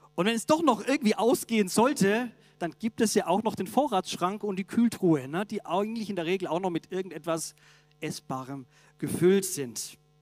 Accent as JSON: {"language": "German", "town": "Augsburg", "region": "Bavaria", "country": "Germany", "tie": "born or raised there", "moved": "yes", "said": "In meiner Heimat, der Augsburger Allgemeinen, der Zeitung"}